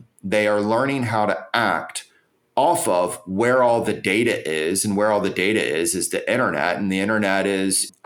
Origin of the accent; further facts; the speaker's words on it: United States; I'm an American. I'm proud to be an American